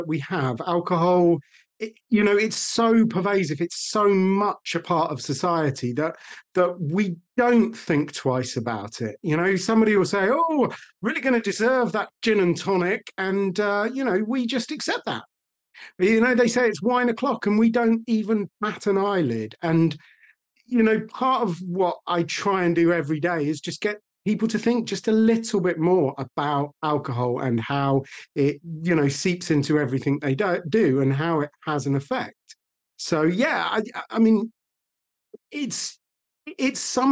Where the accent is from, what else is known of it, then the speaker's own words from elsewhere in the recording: United Kingdom; we are British